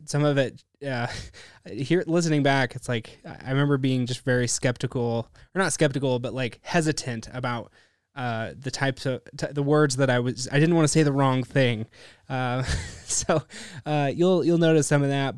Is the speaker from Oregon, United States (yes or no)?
yes; Bend, Oregon, United States; Born and raised here in Bend, Oregon